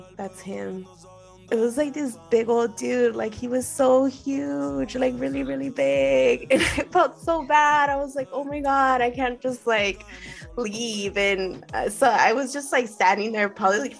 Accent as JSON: {"language": "English", "town": "Los Angeles", "region": "California", "country": "United States", "tie": "born or raised there", "said": "growing up in East"}